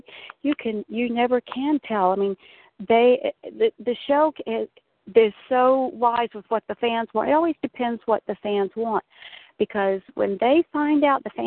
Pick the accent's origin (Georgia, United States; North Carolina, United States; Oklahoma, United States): North Carolina, United States; Charlotte; I'm from Charlotte.